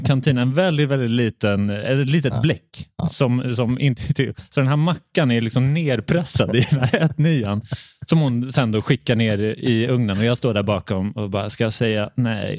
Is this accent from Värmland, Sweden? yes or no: yes; Värmland, Sweden; jag är uppvuxen i, i Värmlands skogar